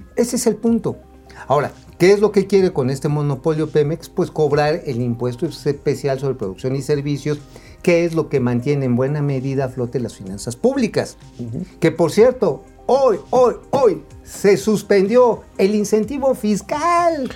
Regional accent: Tula, Hidalgo, Mexico; De Tula, y de donde soy oriundo también está ahí la, este, la termoeléctrica

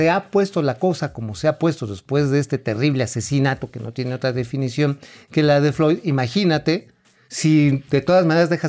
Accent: Tula, Hidalgo, Mexico; Pues sí, ahí de donde yo soy, allá de Tula

